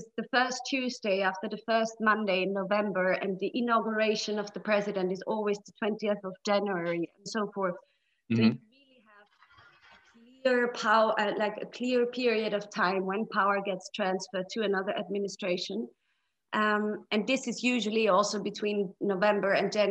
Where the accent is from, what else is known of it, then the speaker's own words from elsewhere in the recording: Austria; I'm from Austria.